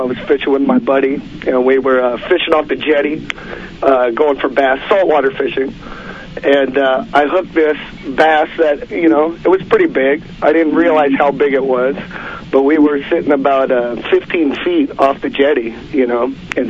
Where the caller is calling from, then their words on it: Santa Monica, California, United States; from Santa Monica.